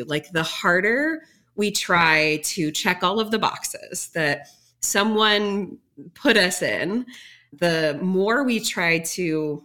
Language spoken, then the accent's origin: English; Metro East St. Louis, Illinois, United States; moved away; I grew up in Metro East St. Louis area in what I thought was a small town